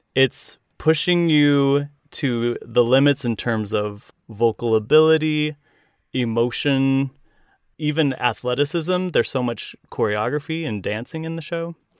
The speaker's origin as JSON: {"language": "English", "town": "Willard", "region": "Utah", "country": "United States", "said": "\"Where are you from?\" And I said, \"Willard, Utah.\""}